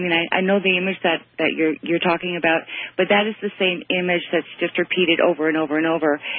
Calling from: Toronto, Ontario, Canada; I'm calling from Toronto, by the way.

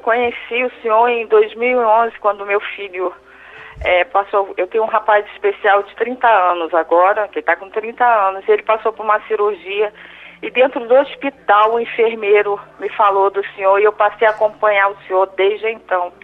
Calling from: Rio de Janeiro, Brazil; Eu falo do Rio de Janeiro.

